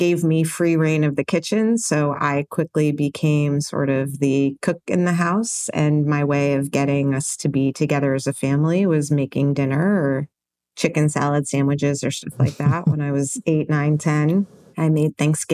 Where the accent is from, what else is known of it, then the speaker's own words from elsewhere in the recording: New York City, New York, United States; I was born in New York City in 1972